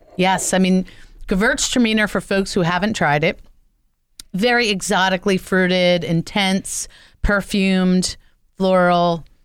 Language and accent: English; New Jersey, United States; my home state of New Jersey